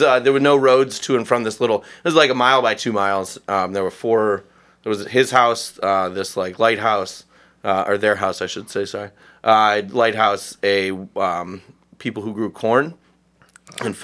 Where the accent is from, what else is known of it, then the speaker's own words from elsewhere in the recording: Oberlin, Ohio, United States; also born or lived in Akron, Ohio / France / Chicago; now in Cleveland, United States; I was born in Oberlin, Ohio, out in Lorain County, originally.